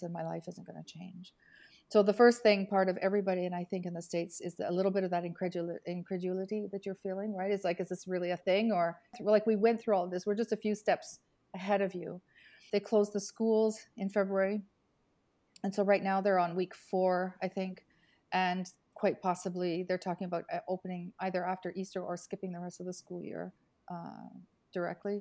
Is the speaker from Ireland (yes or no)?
no; Canada; also born or lived in Italy; now in Milan, Italy; I'm Canadian, but I've been in Italy for 38 years.